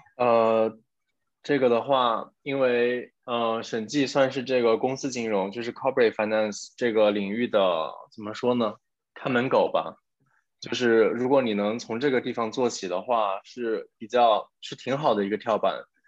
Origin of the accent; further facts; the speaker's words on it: China; now in France; 虽然我之前有在 国企上过班，但是其实我并没有真正地在国内工作过